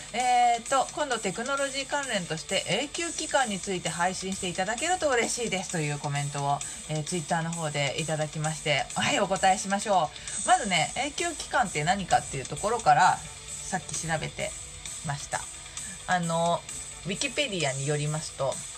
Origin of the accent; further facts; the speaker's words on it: Shizuoka, Japan; 多分地元静岡